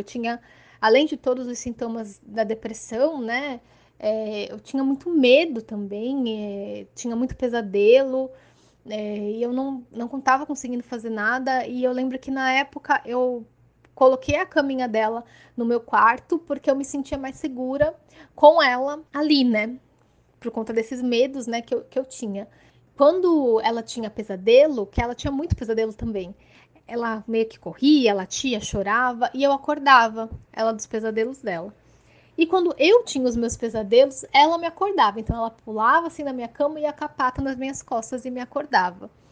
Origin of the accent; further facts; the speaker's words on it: Santos, São Paulo, Brazil; sou de Santos, litoral de São Paulo